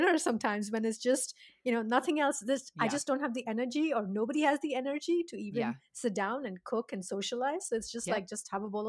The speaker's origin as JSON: {"language": "English", "country": "India", "second_language": "English", "said": "You know, I'm Indian and I have my, you know, I have my chai."}